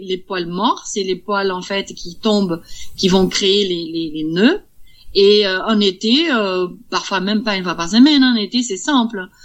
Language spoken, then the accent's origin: French; Brazil; now in Vierzon, France; Je suis brésilienne.